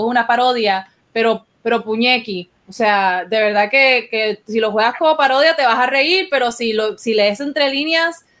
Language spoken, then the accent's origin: Spanish; Costa Rica; now in Puerto Rico; yo soy ciudadana estadounidense pero yo emigré de América Central yo, me, yo emigré de Costa Rica a Puerto Rico